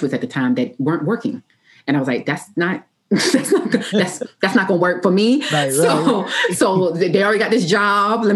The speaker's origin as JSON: {"language": "English", "town": "Orangeburg", "region": "South Carolina", "country": "United States", "tie": "born or raised there", "said": "I grew up in Orangeburg, South Carolina"}